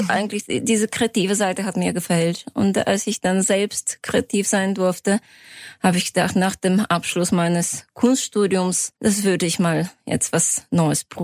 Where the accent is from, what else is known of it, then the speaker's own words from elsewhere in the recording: Sofia, Sofia City, Bulgaria; Genau, ich komme aus Sofia. Es hat sich ja, ich habe ein deutsches Gymnasium äh, besucht in Bulgarien